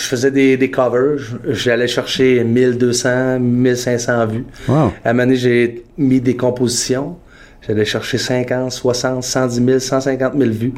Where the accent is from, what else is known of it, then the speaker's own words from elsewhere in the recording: Quebec, Canada; also born or lived in Toronto; now in Montreal, Canada; j'ai grandi au Lac-Saint-Jean